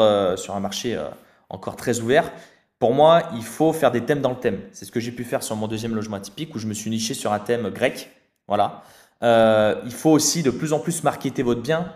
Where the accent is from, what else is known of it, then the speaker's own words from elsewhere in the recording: Saint-Étienne, Auvergne-Rhône-Alpes, France; on vient de la région de Saint-Étienne avec Anthony